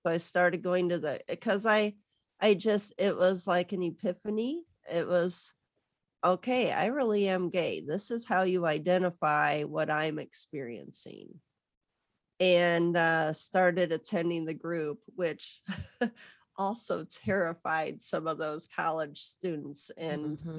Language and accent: English; Southwest Michigan, United States; I'm from Southwest Michigan.